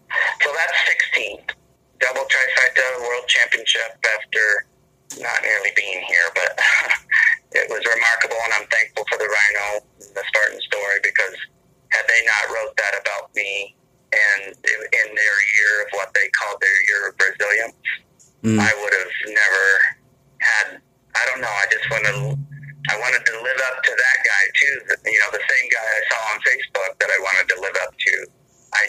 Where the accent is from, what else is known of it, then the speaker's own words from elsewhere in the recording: Michigan and Indiana, United States; moved away; where I grew up in Michigan and Indiana